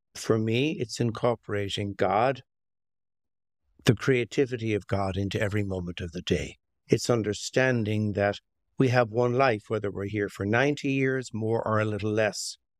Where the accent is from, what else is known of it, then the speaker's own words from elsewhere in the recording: Limerick, Munster, Ireland; also born or lived in County Clare; now in Long Valley, United States; I'm, I'm Irish American, so I spent most of my childhood in Ireland. And, uh, it began in Ireland, in a little city called Limerick